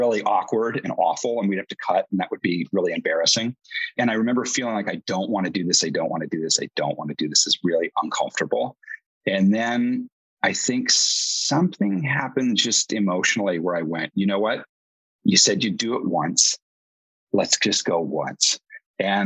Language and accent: English; Dayton, Ohio, United States; I'm actually from Dayton, Ohio